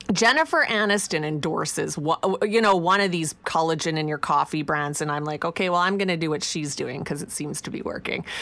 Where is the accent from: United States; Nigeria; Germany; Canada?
Canada; Saskatchewan; moved away; Growing up in Saskatchewan, I grew up on Vico that the milkman brought.